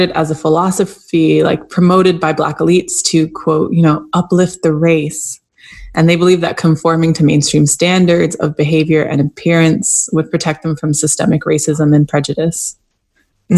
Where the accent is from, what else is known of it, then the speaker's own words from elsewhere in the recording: Canada; I grew up Black in Canada, the child of Jamaican immigrants